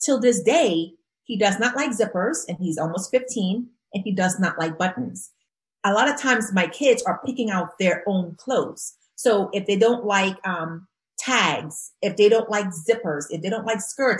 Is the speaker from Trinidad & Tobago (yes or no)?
yes; Trinidad & Tobago; moved away; growing up in Trinidad and Tobago